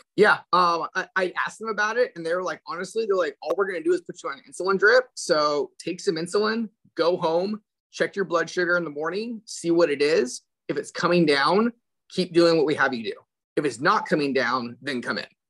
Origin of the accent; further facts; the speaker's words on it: Central Valley, California, United States; born and raised in California